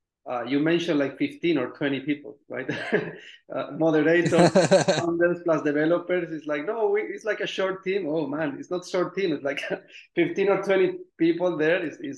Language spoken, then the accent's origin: English; Spain; moved away as an adult; now in Vancouver, Canada; I'm originally from Spain, but living here in Canada three years ago.